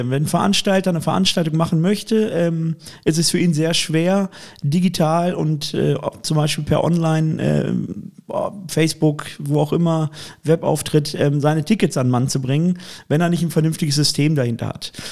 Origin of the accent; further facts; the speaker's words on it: Cologne, North Rhine-Westphalia, Germany; Und als Kölner hat man den sowieso. der erste FC Köln ist ja das Aushängeschild der Stadt